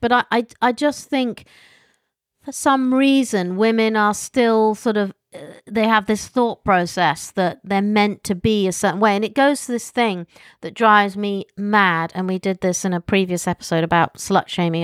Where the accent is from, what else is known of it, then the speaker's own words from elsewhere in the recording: United Kingdom; accent: posh; I'm British, and I have my silly posh accent